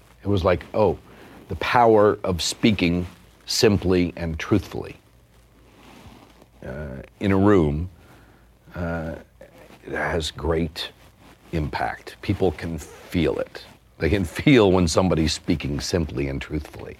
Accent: Durant, Oklahoma, United States; at the Choctaw Community Center in Durant

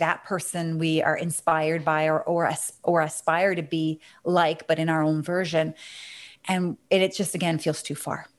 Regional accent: Canada; accent: Canadian

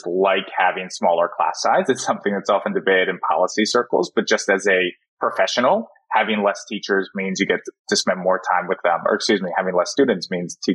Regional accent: Philadelphia suburbs, Pennsylvania, United States; I grew up in the Philadelphia suburbs

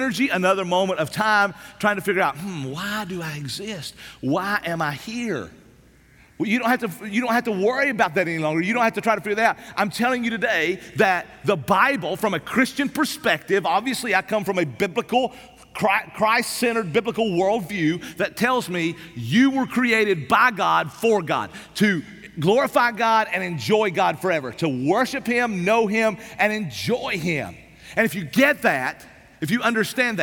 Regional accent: East Tennessee, United States; I grew up in East Tennessee. Man, I grew up in the Smoky Mountains

